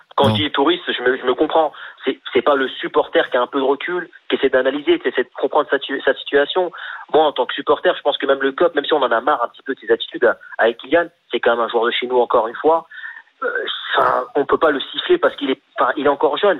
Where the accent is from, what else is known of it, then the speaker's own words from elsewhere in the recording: France; on est français